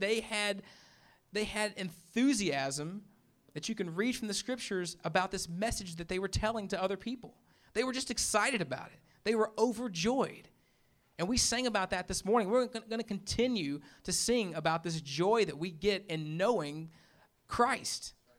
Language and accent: English; Memphis, Tennessee, United States; moved away; I'm from Memphis